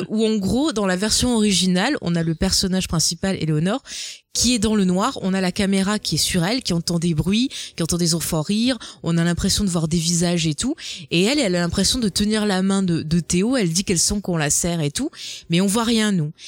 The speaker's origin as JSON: {"language": "French", "region": "south of France", "country": "France", "accent": "southern", "said": "avec mon magnifique accent euh, bien du sud"}